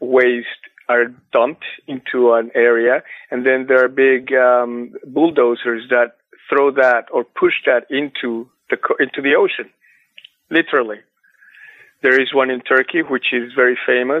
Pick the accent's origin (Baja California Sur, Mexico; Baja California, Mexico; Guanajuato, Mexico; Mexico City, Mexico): Mexico City, Mexico; moved away; I'm from Mexico City. I know a lot about smog. I grew up in smog.